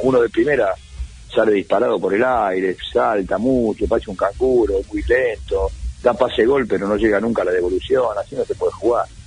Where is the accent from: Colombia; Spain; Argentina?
Argentina; Buenos Aires; soy porteño de ley